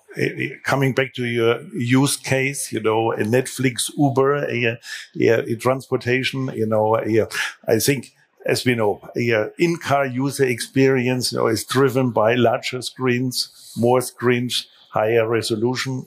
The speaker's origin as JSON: {"language": "English", "town": "Munich", "region": "Bavaria", "country": "Germany", "tie": "born or raised there", "said": "my hometown Munich"}